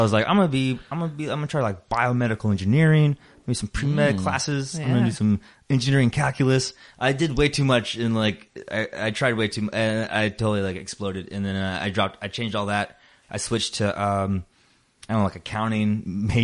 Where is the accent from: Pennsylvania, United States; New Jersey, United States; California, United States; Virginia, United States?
Virginia, United States; Hampton; moved away as an adult; now in Chicago, United States; I'm from Virginia. I'm from Hampton, Virginia, home of Allen Iverson.